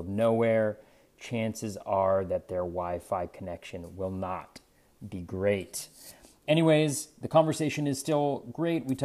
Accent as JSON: {"language": "English", "region": "Northern California", "country": "United States", "tie": "born or raised there", "said": "I grew up in Northern California"}